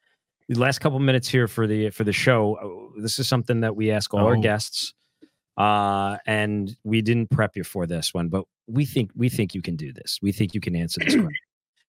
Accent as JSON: {"language": "English", "town": "Hillsborough", "region": "New Jersey", "country": "United States", "tie": "born or raised there", "said": "It's located in Hillsborough, New Jersey, my hometown, where I live now."}